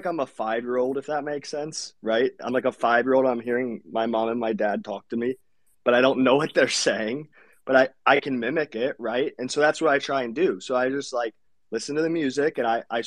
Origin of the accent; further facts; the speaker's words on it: Ohio, United States; accent: generic; first language English; I'm from Ohio, so I have a very generic accent